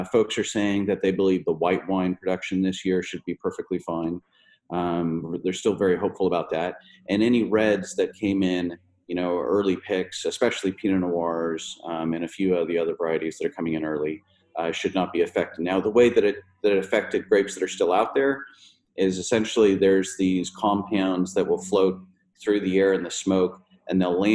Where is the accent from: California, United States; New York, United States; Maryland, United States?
California, United States; Napa Valley; growing up in the Napa Valley in the 70s and the 80s